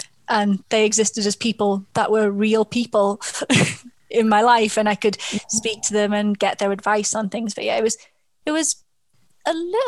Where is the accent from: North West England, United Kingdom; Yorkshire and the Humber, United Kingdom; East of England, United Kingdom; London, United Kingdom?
North West England, United Kingdom; Liverpool; I'm from Liverpool